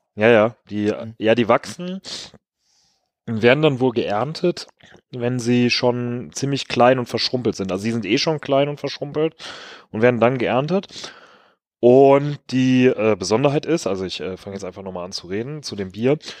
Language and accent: German; Rhineland, Germany; als Rheinländer